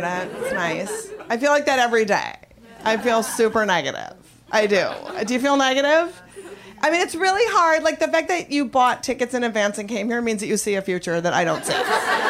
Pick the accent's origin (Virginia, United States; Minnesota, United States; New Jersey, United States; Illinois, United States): Minnesota, United States; I'm from Minnesota